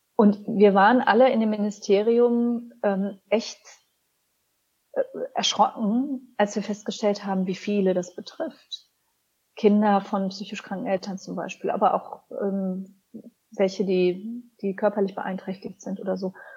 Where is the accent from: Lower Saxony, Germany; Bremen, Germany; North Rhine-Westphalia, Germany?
North Rhine-Westphalia, Germany; Cologne; ich bin ja in Köln aufgewachsen